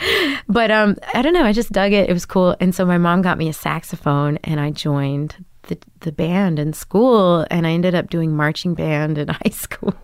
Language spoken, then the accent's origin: English; Grapevine, Texas, United States; moved away as an adult; also born or lived in New York City; now in Brooklyn, United States; I grew up in Da, uh, outside of Dallas, Texas, in Grapevine, Texas.